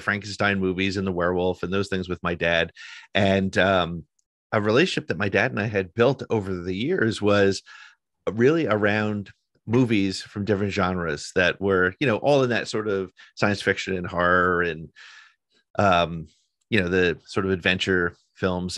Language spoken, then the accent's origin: English; northern New Jersey, United States; I grew up in, uh, northern New Jersey